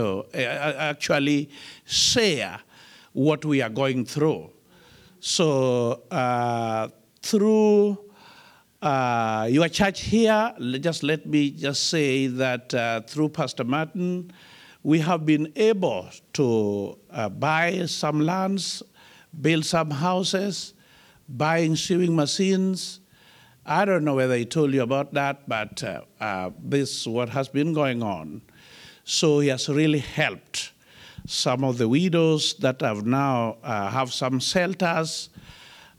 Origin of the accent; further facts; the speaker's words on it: Kenya; born and bred in Africa, in a country called Kenya